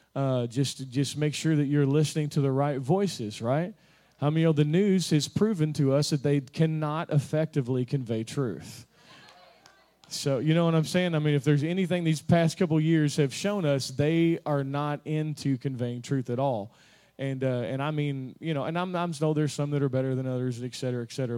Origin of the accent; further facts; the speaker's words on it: Kentucky, United States; I'm from Kentucky